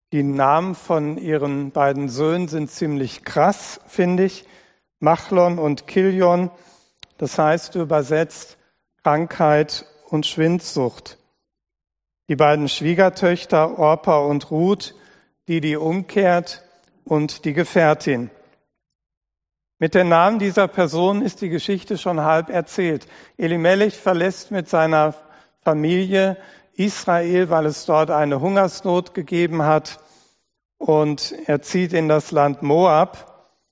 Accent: Dortmund, North Rhine-Westphalia, Germany; moved away as an adult; also born or lived in Hunsrück / Simmern / Lahn-Dill-Kreis; now in Oberscheld, Germany; Meine Geburtsstadt Dortmund, da wo ich aufgewachsen bin

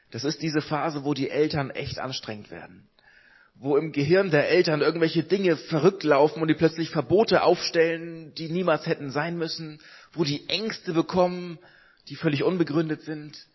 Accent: Hamburg, Germany; Ich komme aus Hamburg, ich komme aus einer Großstadt, aus einer Millionenstadt und bin in Hamburg aber aufgewachsen in einer frei evangelischen Gemeinde.

